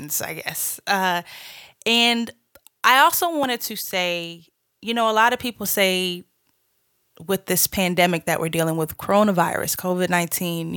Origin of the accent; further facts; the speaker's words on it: Boston, Massachusetts, United States; moved away as an adult; also born or lived in Georgia; now in Los Angeles, United States; I'm originally from Boston, Massachusetts. Shouts out to the Bean Town. I moved to Georgia to go to school